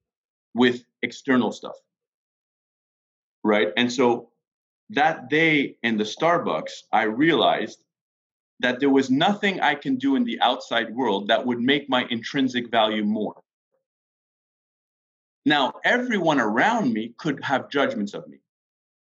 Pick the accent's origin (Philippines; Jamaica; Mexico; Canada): Canada; Quebec; I grew up in Quebec